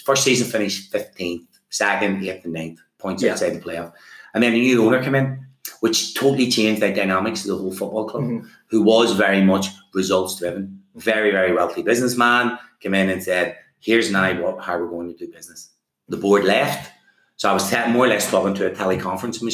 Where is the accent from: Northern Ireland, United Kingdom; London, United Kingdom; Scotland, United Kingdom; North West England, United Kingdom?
Northern Ireland, United Kingdom; Belfast; moved away; also born or lived in England; as much as I love home, and I absolutely loved coming home, Belfast is my town, my city.